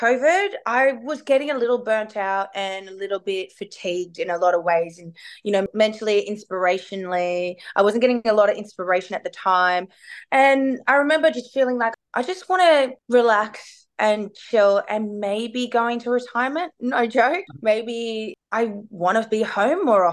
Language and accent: English; Melbourne, Victoria, Australia; I'm from Melbourne